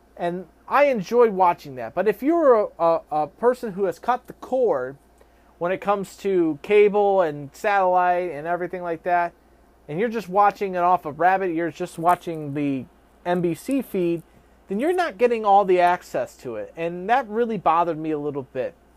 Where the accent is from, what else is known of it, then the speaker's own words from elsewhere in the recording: United States; We, as American citizens